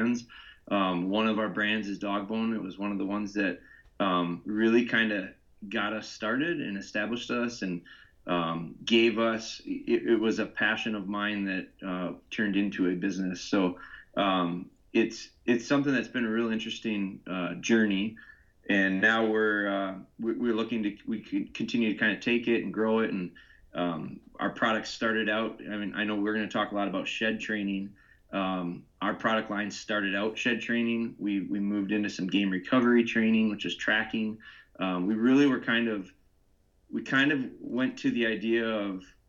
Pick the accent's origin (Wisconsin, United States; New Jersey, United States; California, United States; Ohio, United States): Wisconsin, United States; Pulaski; I'm from Wisconsin. I'm actually from small town called Pulaski. It's near Green Bay. No one knows what Pulaski is, but everyone knows Green Bay.